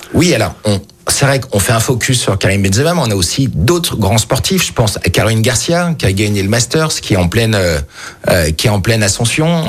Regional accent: Lyon, Auvergne-Rhône-Alpes, France; je suis lyonnais, j'ai toujours habité Lyon, sauf trois ans à l'étranger

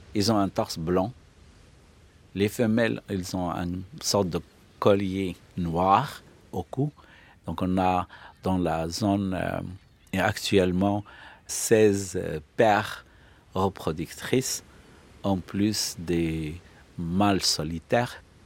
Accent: Fes, Fès-Meknès, Morocco; moved away as an adult; now in Al Hoceima, Morocco; Je suis né à Fès, mais j'ai été affecté comme professeur euh, SVT dès 87

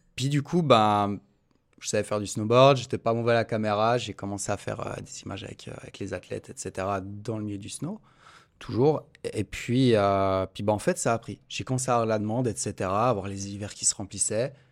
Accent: Montreux, Vaud, Switzerland; je suis de Montreux

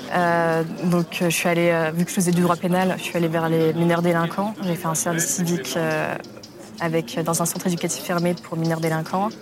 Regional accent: Paris, Île-de-France, France; also born or lived in Germany / Poland; je, suis arrivée à Paris, en grande section de maternelle, dans le 9e arrondissement. Et euh, je suis à Paris depuis

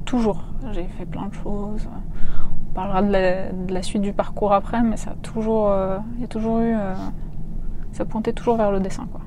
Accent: a small village near Warsaw, Masovian Voivodeship, Poland; moved away; also born or lived in Paris; je suis née en Pologne hmm. en 1987, très exactement, dans un petit village près de Varsovie

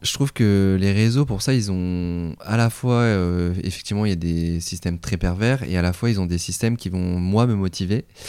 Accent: Tours, Centre-Val de Loire, France; moved away as an adult; also born or lived in Golfe-Juan / Nice; je suis originaire de Tours

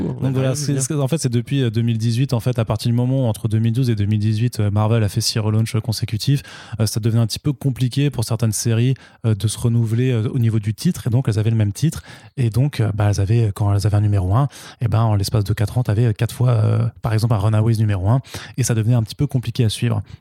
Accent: France; phonétiquement, en tant que français, on va le lire Torun Grönbeck

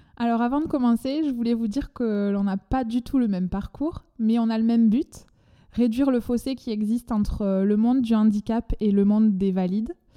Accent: France; accent: chantant (southern French)

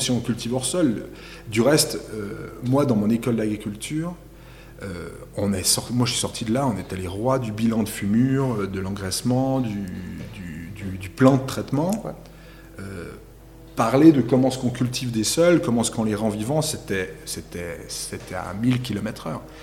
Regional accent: Chamoson, Valais, Switzerland; Chez nous, à Chamezon, là, on est entre 450 et 550 mm de pluie par année

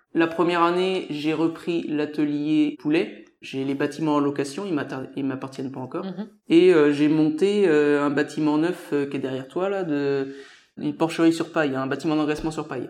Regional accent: Mauges, Pays de la Loire, France; je suis né dans les Moches, c'est une, région euh, très riche au niveau économique

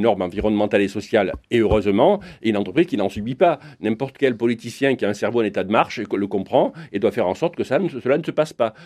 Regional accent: France; chez moi, en France

